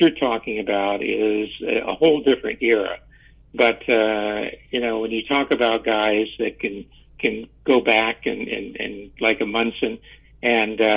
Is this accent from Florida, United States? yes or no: yes; Tampa, Florida, United States; I was an only child growing up in Tampa, Florida